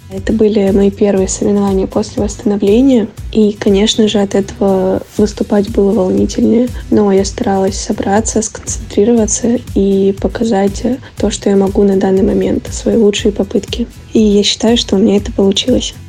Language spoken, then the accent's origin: Russian; Volgograd, Volgograd Oblast, Russia; в моем родном городе